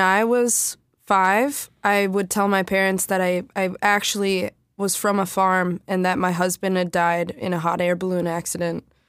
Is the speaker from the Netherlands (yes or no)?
no; Saint Paul, Minnesota, United States; I grew up in Lower Town, Saint Paul, in a building called The Northern.